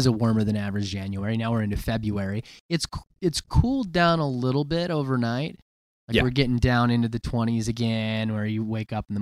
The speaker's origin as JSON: {"language": "English", "town": "Liberty Lake", "region": "Washington", "country": "United States", "tie": "born or raised there", "said": "my folks' place where I grew up out in Liberty Lake"}